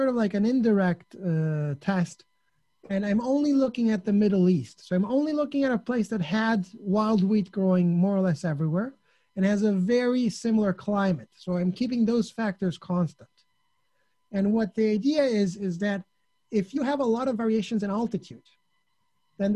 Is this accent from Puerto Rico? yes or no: no; Sicily, Italy; I'm from Sicily, which has a lot of history